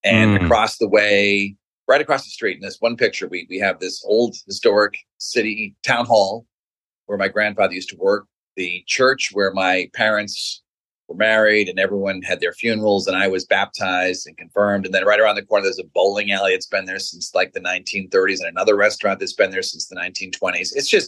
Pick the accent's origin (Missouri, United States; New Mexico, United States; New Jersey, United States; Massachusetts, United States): Massachusetts, United States; Norwood; moved away; So I grew up in Norwood, Massachusetts, which is a small town about 12 miles south of Boston.